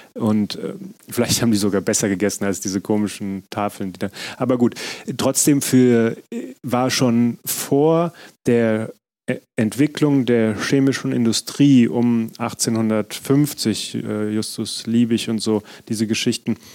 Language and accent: German; Frankfurt, Hesse, Germany; also born or lived in Berlin; zu Hause in Frankfurt, meiner Heimatstadt